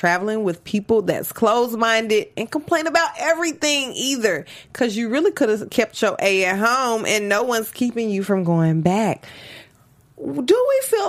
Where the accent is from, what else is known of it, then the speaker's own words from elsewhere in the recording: Memphis, Tennessee, United States; I'm from Memphis.